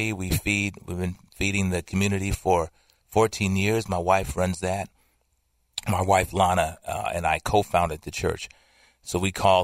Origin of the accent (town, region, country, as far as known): Milwaukee, Wisconsin, United States; born or raised there